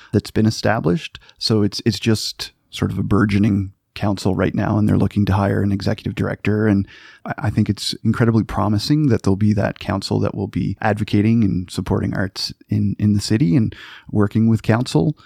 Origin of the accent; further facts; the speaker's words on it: Cape Breton Island, Nova Scotia, Canada; moved away; I'm, I'm from Cape Breton Island